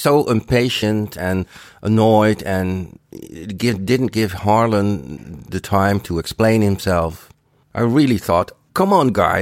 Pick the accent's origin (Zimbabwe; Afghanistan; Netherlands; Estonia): Netherlands; Rotterdam, South Holland; Rotterdam is in the Netherlands, it's my hometown, and it's not in Denmark nor in Germany